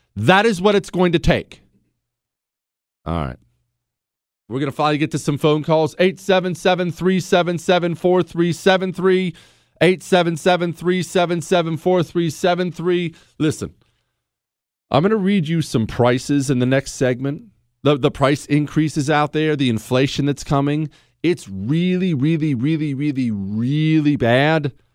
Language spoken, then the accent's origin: English; United States; As an American